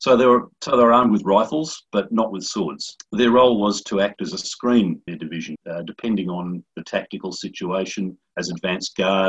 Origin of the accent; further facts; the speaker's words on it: Canberra, Australian Capital Territory, Australia; moved away as an adult; also born or lived in Tasmania; now in Wollongong, Australia; I was born in Tasmania, but spent most of my life in Canberra, where I worked as a civil servant and a political advisor. I now live in a town called Wollongong, which is just south of Sydney.